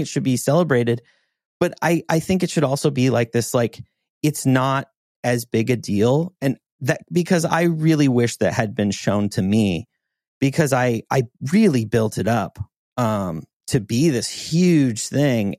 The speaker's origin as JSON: {"language": "English", "region": "Montana", "country": "United States", "tie": "born or raised there", "said": "growing up in Montana"}